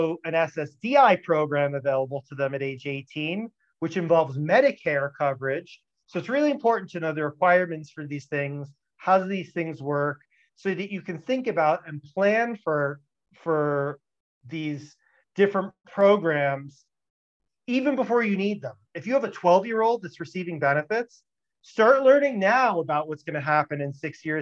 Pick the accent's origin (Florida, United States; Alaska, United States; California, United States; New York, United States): Florida, United States; I'm originally from Florida